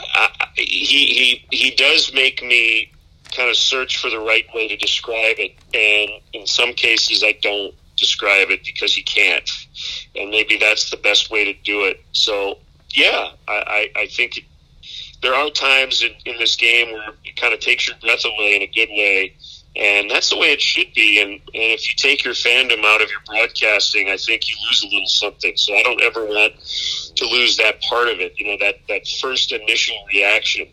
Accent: Michigan, United States; now in Chicago, United States; My, my wife and I are both from the Midwest. I'm from Michigan

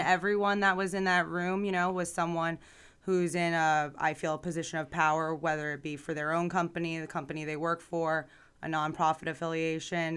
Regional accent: Boca Raton, Florida, United States; also born or lived in New York / Tallahassee, Florida; I like to say I'm from Boca because I was born in New York and grew up down here

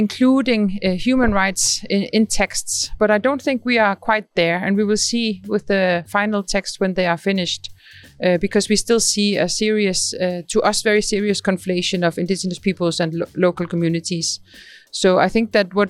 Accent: Greenland; I'm from Greenland

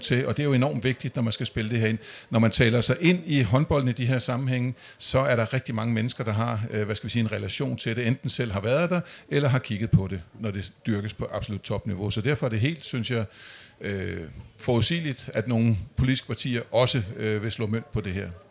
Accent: Amager, Capital Region of Denmark, Denmark; Jeg er vokset op ude på Amager

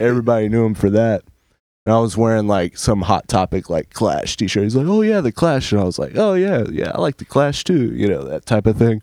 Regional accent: Emerald Isle, North Carolina, United States; born or raised there; also born or lived in Elkin, North Carolina

